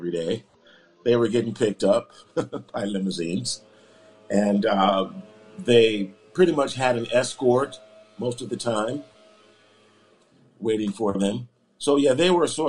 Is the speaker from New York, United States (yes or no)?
no; Los Angeles, California, United States; I was born in Los Angeles, California. Right around South Central Los Angeles